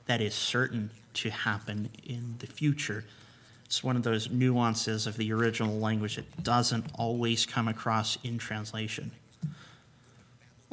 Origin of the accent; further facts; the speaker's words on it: United States; moved away as an adult; also born or lived in Slovakia; you're an American in Slovakia